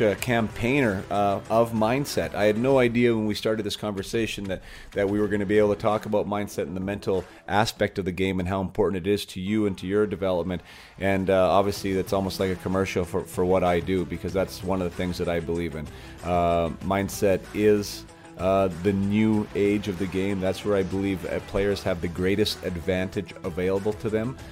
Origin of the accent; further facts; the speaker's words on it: Canada; As a Canadian and as a faithful Canadian, a loyal Canadian